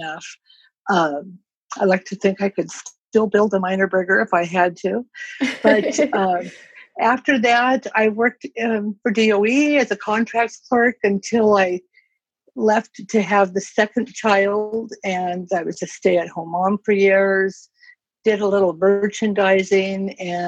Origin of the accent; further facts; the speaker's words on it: Yakima, Washington, United States; moved away as an adult; now in Kennewick, United States; I was born and raised in Yakima